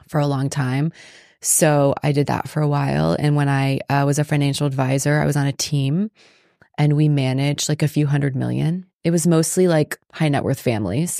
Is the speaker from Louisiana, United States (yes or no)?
no; Palm Beach County, South Florida, United States; moved away; I grew up in South Florida.